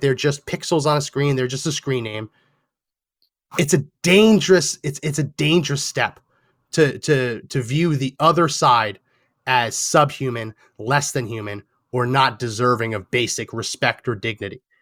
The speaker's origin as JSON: {"language": "English", "region": "New Jersey", "country": "United States", "tie": "born or raised there", "said": "I was born and raised in New Jersey"}